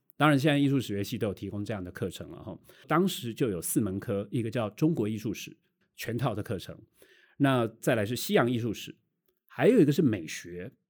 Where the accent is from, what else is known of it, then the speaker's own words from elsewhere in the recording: Taiwan; 我们台湾人